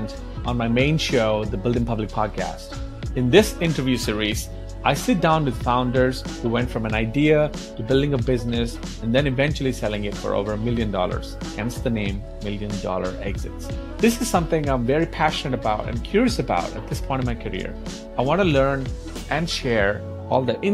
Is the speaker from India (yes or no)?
yes; India; I'm Indian and we have a lot of first name